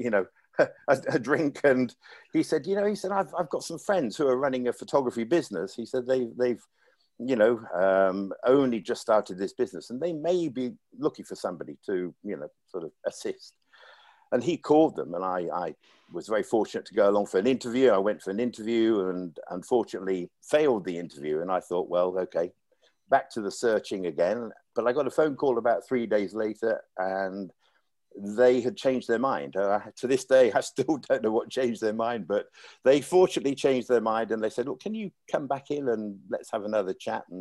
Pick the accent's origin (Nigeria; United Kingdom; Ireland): United Kingdom; Leicester, East Midlands; moved away as an adult; also born or lived in Hong Kong; my hometown in England, Leicester